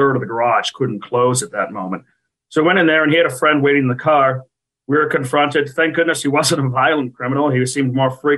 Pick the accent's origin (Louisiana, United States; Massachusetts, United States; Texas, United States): Massachusetts, United States; now in Washington, D.C., United States; I'm from Massachusetts